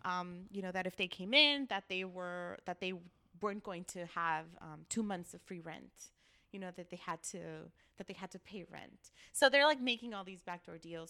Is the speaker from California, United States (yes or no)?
yes; Los Angeles, California, United States; Armenia since I was three years old